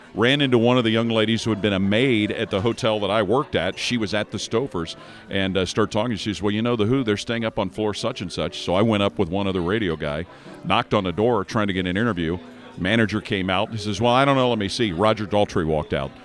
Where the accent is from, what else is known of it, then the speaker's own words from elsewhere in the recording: Cincinnati, Ohio, United States; Cincinnati's my hometown